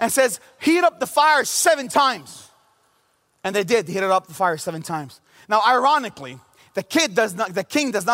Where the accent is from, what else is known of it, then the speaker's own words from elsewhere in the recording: Bethlehem, West Bank, Palestine; also born or lived in Jerusalem / United States; I grew up in the city of Bethlehem in Jerusalem. I was born in Jerusalem. I grew up in Bethlehem all my life, minus a few years of going to college in America.